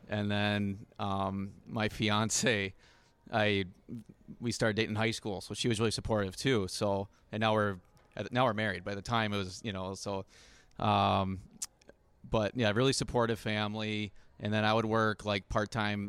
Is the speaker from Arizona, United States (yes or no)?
no; Wisconsin, United States; I'm from Wisconsin